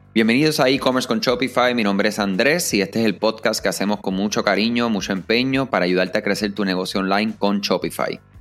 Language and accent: Spanish; Puerto Rico; yo soy puertorriqueño, ¿verdad? O como decimos nosotros acá, nos somos boricuas